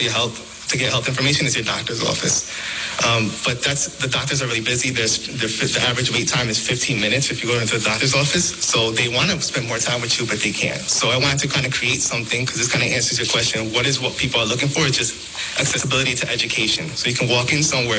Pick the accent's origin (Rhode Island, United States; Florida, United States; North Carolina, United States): Rhode Island, United States; Providence; I'm born in the U.S. I was born here in Providence.